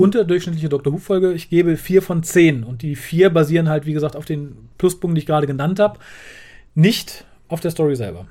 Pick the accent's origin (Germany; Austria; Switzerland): Germany; als, als Deutscher